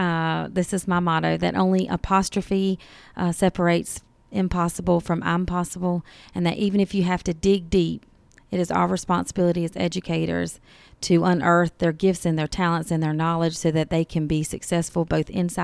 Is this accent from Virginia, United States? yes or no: yes; Virginia, United States; now in Georgia, United States; I grew up in Virginia, and the only reason that I came to Georgia was because we were homeless and my dad, you know, lived here.